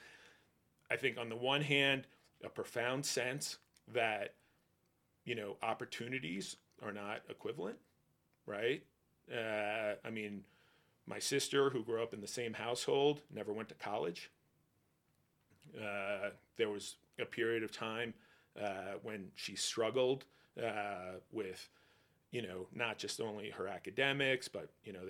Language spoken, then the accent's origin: English; Northern New Jersey, United States; I grew up in Northern Jersey